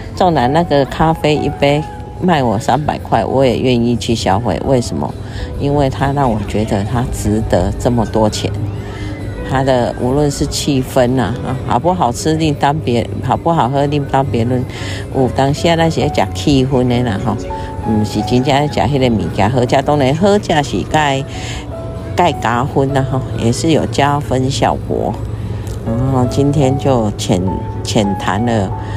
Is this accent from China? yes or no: no; Taiwan; 我们台湾人呢，跟外国人的不一样